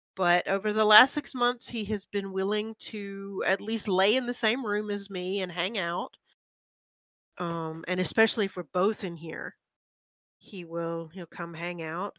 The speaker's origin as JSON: {"language": "English", "country": "United States", "said": "I'm very American"}